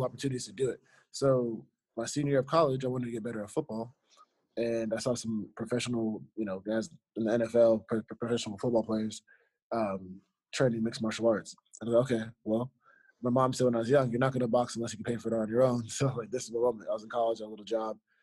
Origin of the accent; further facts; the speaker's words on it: Fort Lauderdale, Florida, United States; I was born in Fort Lauderdale, Florida